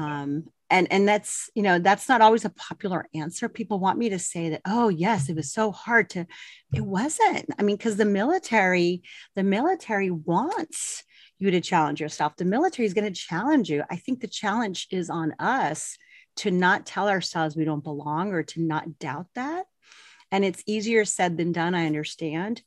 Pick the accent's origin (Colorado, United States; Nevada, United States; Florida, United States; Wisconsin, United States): Colorado, United States; moved away as an adult; also born or lived in El Paso, Texas; I grew up in Colorado